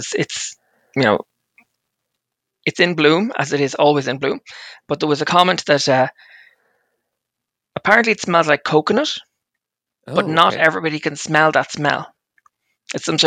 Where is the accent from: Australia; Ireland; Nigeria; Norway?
Ireland; now in Switzerland; I'm from Ireland